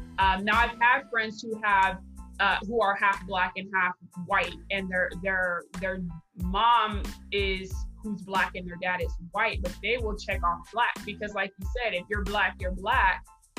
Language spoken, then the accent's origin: English; Riverside, California, United States; now in Coachella Valley, United States; I still would check off black because I grew up in Riverside. I grew up around all my black friends.